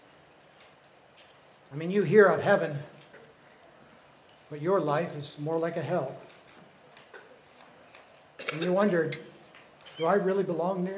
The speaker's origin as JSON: {"language": "English", "country": "Canada", "moved": "yes", "said": "I lived in Canada"}